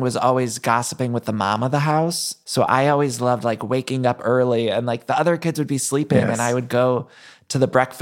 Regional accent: Solon, Ohio, United States; moved away; I grew up just outside of Cleveland, a place called Solon, Ohio

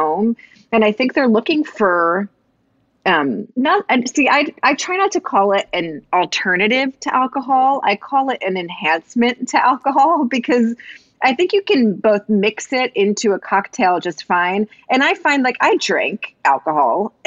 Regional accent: East Coast, United States; moved away as an adult; also born or lived in New York; now in Portland, United States; So I'm from the East Coast originally also, and lived and worked in New York for most of my life and career, and then moved out to Portland

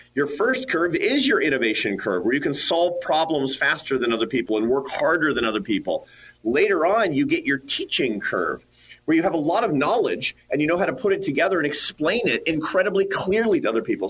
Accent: Seattle, Washington, United States; I grew up in the Pacific Northwest. I grew up in Seattle, Washington

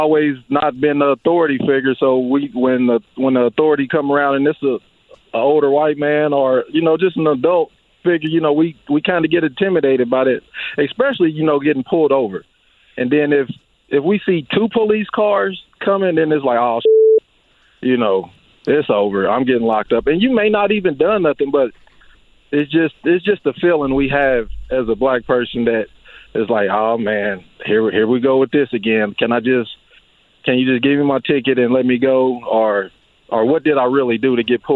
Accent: Indianapolis, Indiana, United States; We grew up on Warman together on the same street

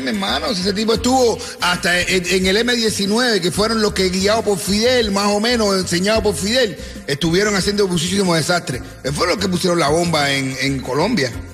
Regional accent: Cuba; now in Miami, United States

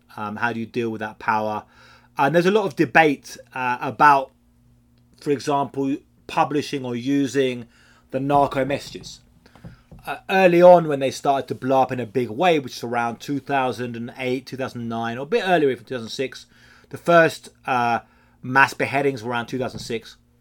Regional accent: United Kingdom; now in Mexico; I'm British

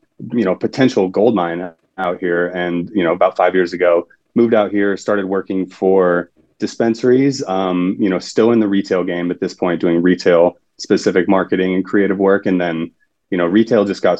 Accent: Sacramento, California, United States; moved away as an adult; also born or lived in Salem, Oregon; I am originally from Sacramento, California

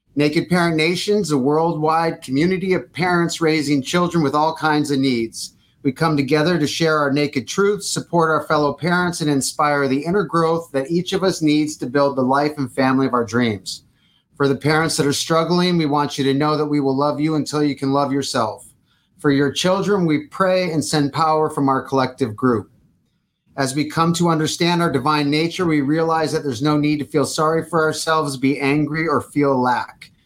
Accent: Detroit, Michigan, United States; now in California, United States; I am originally from Detroit, but I'm in California for 20 something years

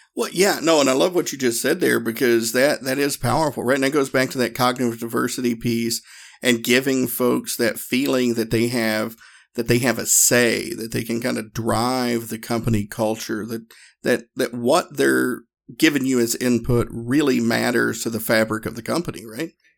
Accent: the South, United States; me and my, my training partner, partner at the time, we're both from the South

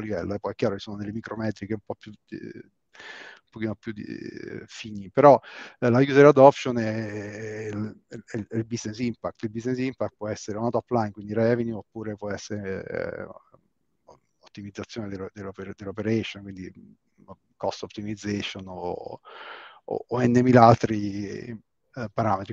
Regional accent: Rome, Lazio, Italy; io sono di Roma

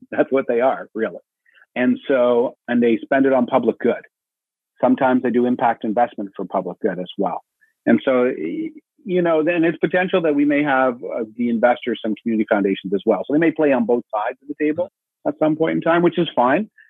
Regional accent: Manitoba, Canada

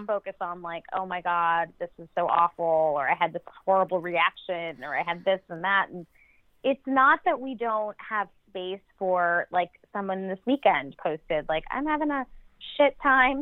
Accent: New York, United States; I'm a New Yorker

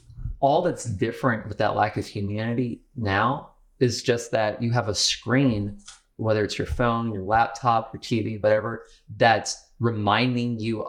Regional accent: Manassas, Virginia, United States; my hometown, in Manassas

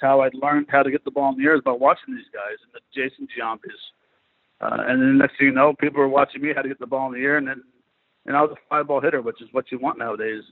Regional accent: Montreal, Quebec, Canada; a Canadian player from Montreal

